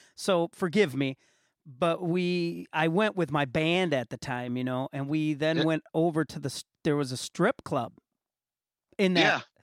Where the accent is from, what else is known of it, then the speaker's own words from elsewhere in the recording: Muskegon, Michigan, United States; my hometown, Muskegon, Michigan, had the L.C. Walker Arena